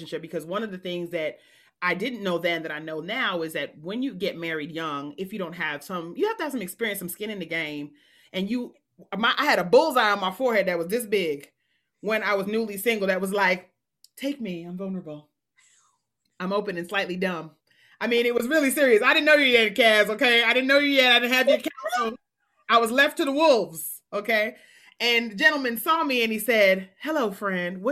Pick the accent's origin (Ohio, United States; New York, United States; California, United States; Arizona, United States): New York, United States; New York City; I grew up in New York City